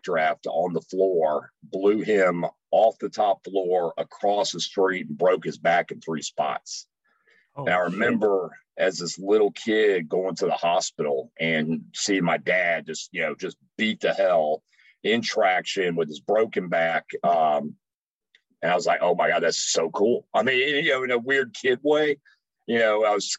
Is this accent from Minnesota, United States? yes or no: no; Dayton, Ohio, United States; Up north, growing up in Ohio